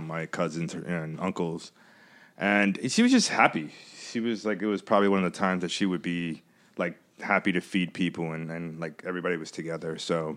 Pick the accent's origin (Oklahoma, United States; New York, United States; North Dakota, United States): New York, United States; growing up in New York